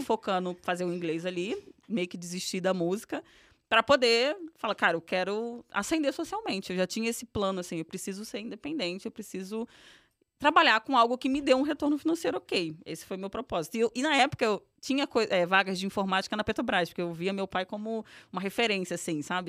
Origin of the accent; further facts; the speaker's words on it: Rio de Janeiro, Brazil; accent: carioca; moved away as an adult; now in São Paulo, Brazil; sou carioca, venho do subúrbio do Rio de Janeiro, de Irajá.